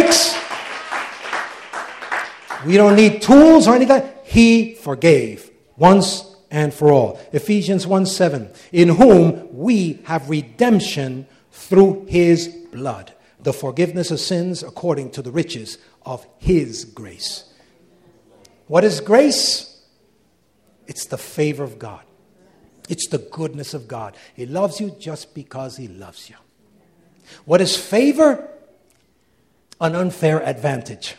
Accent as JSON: {"language": "English", "country": "United States", "said": "Wherever we go, we're Americans, right? Isn't that true? Anywhere in the world, I can show that I'm an American."}